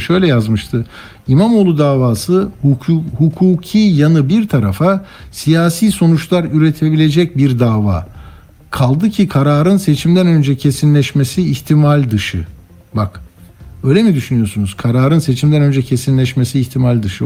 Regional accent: Istanbul, Turkey; ben İstanbullu olarak

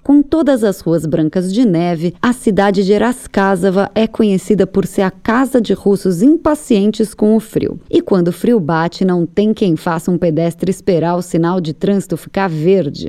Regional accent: Brazil; now in Russia; a gente é do Brasil

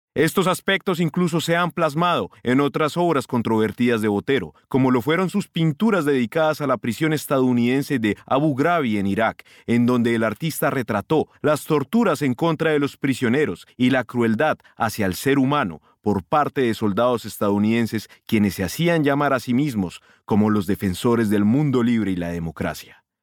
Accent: Colombia; now in Moscow, Russia; como colombiano

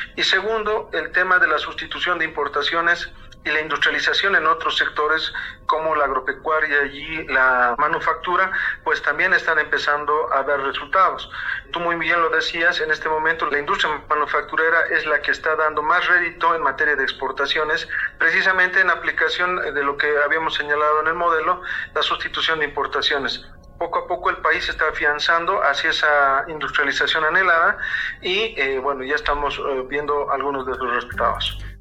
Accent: Bolivia; ya lo estamos alcanzando como bolivianos

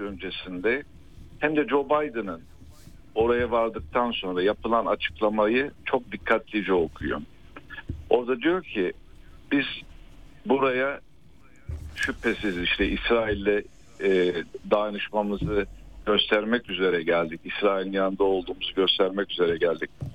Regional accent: Hatay, Turkey; ben aslen Hataylı

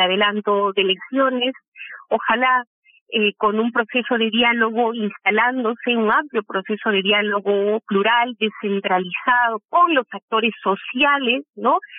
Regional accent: Peru

